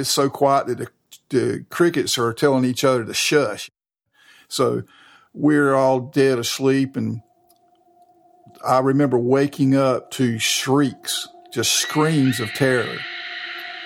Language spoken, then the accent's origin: English; Raleigh, North Carolina, United States; I'm from Raleigh, and I went to school in Raleigh and grew up there